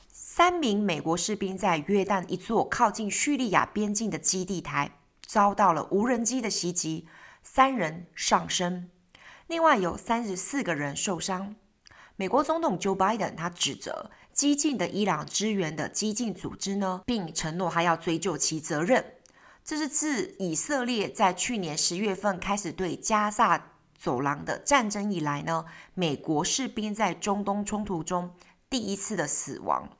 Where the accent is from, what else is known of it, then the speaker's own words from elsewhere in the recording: Taiwan; 巴黎我们台湾人可能只知道巴黎莱雅吗